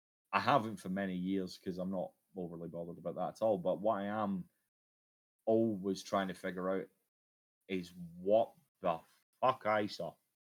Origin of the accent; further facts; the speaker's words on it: Scotland, United Kingdom; especially with my accent, I have this thing where I can't really control the volume of my voice all that well. It's a common problem for Scottish men